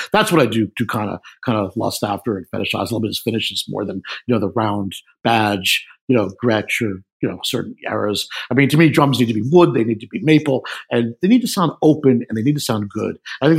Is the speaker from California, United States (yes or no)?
no; New York City, New York, United States; I grew up in New York City.